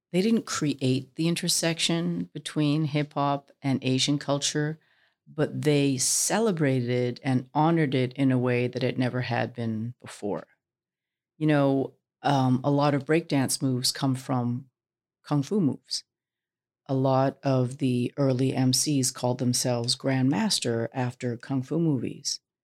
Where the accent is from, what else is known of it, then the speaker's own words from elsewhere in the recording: Vancouver, British Columbia, Canada; I was born in Vancouver